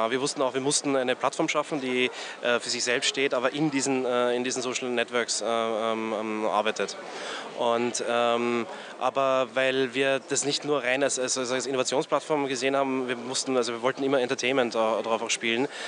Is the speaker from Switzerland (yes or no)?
no; Graz, Styria, Austria; also born or lived in Vienna; now in China; Ich komme aus Graz eigentlich, äh, wohne äh, äh, war zehn Jahre in Wien äh, und äh, bin nach China gezogen vor ja, so sieben Jahren